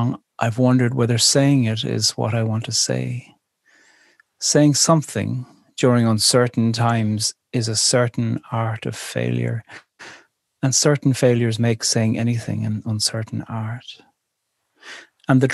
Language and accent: English; Ireland; You do these exams when you're 15 and when you're 18 in school in Ireland.